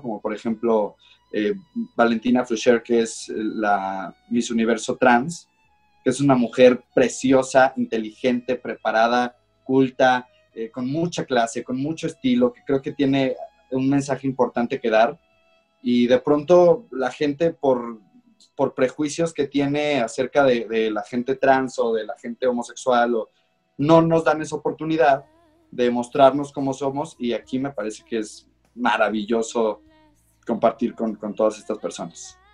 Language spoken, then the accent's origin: Spanish; León, Guanajuato, Mexico; crecí en León